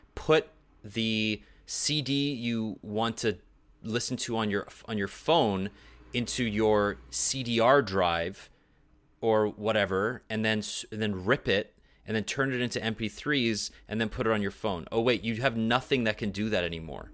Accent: Canada; Canadians don't have access to Amazon, so we don't have Prime TV

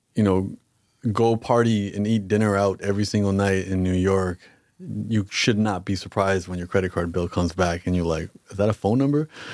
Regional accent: Canada

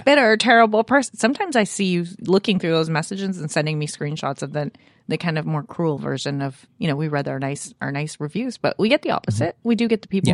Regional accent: Canada; I feel a little underrepresented as a Canadian

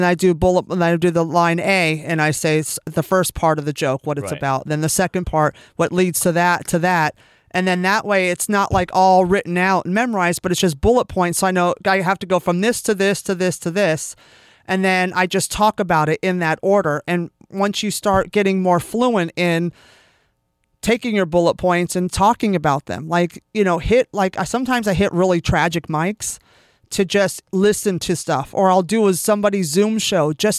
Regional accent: California, United States; I grew up in California

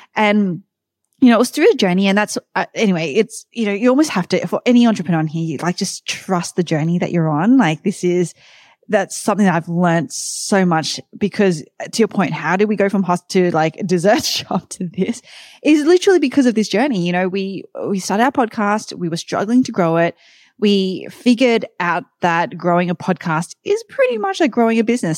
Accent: Sydney, New South Wales, Australia; moved away as an adult; also born or lived in New York, United States; now in Austin, United States; Sydney, Australia is where I'm originally from

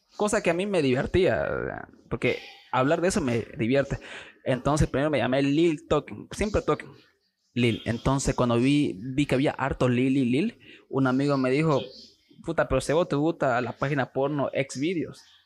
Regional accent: Santa Cruz de la Sierra, Santa Cruz, Bolivia; soy de Santa Cruz, de la, Sierra, nacido aquí

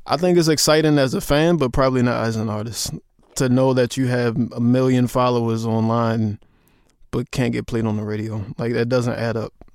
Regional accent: Baltimore, Maryland, United States; I'm from Baltimore and we have Baltimore club music

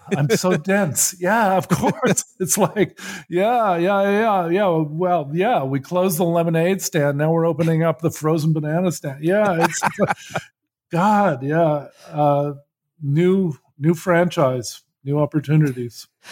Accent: United States; I grew up in Cold War U S

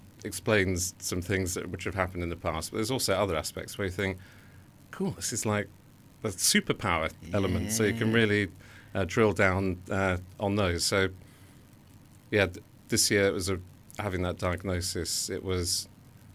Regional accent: London, United Kingdom; also born or lived in Brighton; I was born in Wandsworth in London.

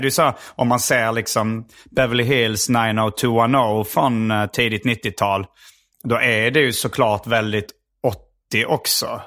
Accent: Hjärup, Skåne, Sweden; där jag växte upp i Hjärup

